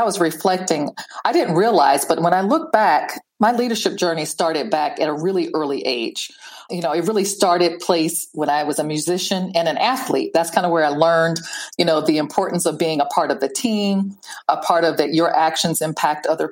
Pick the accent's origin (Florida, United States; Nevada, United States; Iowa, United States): Iowa, United States; I grew up in Iowa